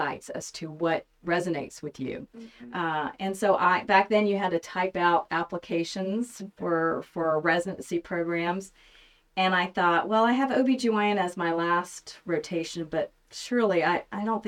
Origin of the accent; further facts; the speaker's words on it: Montgomery, Alabama, United States; also born or lived in New York City; now in Bentonville, United States; I'm born and raised in Montgomery, Alabama